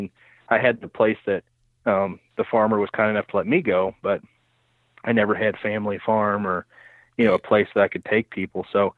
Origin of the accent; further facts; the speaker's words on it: Keokuk, Iowa, United States; Well, I was born and raised in Keokuk, Iowa, Southeast Iowa, and grew up there, spent most of my teen years there.